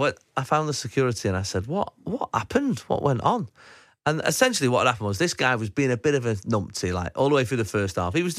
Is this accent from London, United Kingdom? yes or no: no; Manchester, North West England, United Kingdom; I've been looking forward to coming home to Manchester for a long time. You know, I've been doing the show for 6 months. It's my hometown.